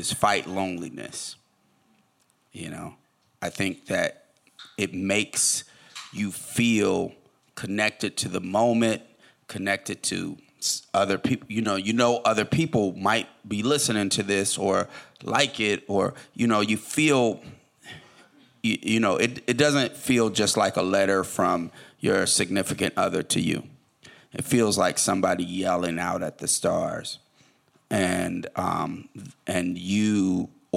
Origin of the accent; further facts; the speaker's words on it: Oakland, California, United States; also born or lived in Detroit; I'm from Oakland, it's a relatively small town